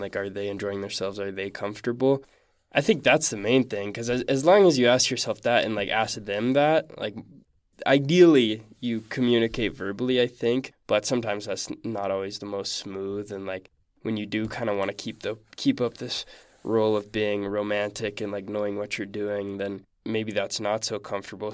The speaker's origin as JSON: {"language": "English", "town": "Salt Lake City", "region": "Utah", "country": "United States", "said": "I'm from Salt Lake City"}